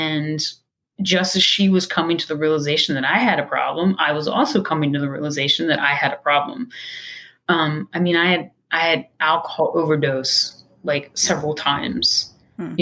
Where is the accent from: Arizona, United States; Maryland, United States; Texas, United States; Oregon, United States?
Maryland, United States; Baltimore; I'm from Baltimore, Maryland.